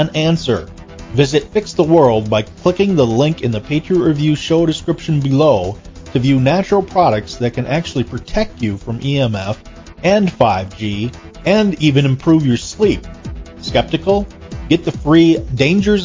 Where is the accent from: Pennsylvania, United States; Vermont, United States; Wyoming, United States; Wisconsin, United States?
Wisconsin, United States; I was raised in a town of about 3,000 people, and that town had 7 churches